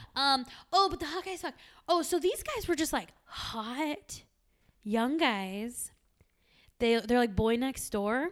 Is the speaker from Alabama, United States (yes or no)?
no; San Diego, California, United States; now in Arizona, United States; I'm from San Diego